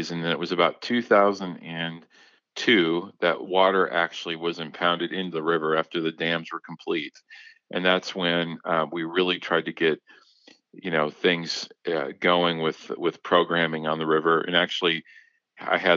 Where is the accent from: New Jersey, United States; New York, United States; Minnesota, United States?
Minnesota, United States; also born or lived in Kansas; I actually I grew up in Minnesota, and so I was I was born in Kansas. My dad worked for the federal government, so we kind of moved around a little bit